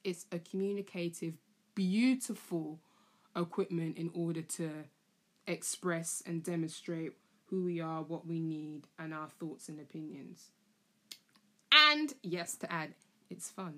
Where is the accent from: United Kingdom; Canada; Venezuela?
United Kingdom; London; also born or lived in Camden; I was born in Camden and I was raised in Tottenham.